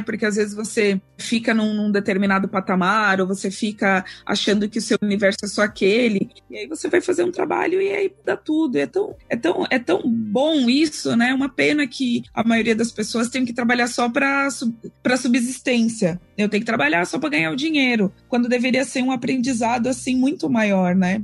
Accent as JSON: {"language": "Portuguese", "country": "Brazil", "also_born_or_lived": "Paris / Buenos Aires", "moved": "as an adult", "said": "eu sou brasileira"}